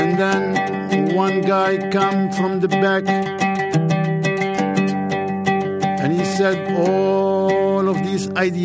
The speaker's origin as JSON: {"language": "English", "town": "Casablanca", "region": "Casablanca-Settat", "country": "Morocco", "tie": "born or raised there", "second_language": "English", "said": "Well, I grew up in Casablanca. There is no Humphrey Bogart there. It's just a city near the ocean."}